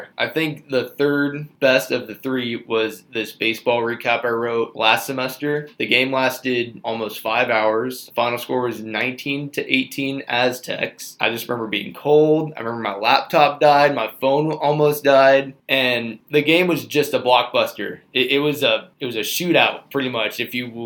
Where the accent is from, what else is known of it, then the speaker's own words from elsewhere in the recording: San Diego, California, United States; my hometown university